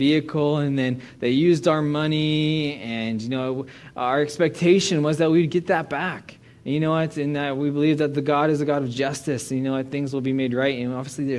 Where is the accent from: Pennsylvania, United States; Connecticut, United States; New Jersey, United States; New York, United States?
Pennsylvania, United States; Arnold; moved away as an adult; also born or lived in Portland, Oregon / Saskatchewan; now in British Columbia, Canada; I'm a boy from Pittsburgh, not even from Pittsburgh, a small town called Arnold, Pennsylvania. And so I grew up in the ghetto